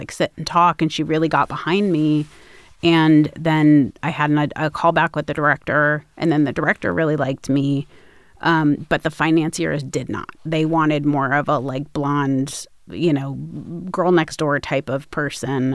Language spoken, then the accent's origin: English; Los Angeles, California, United States; I grew up in Los Angeles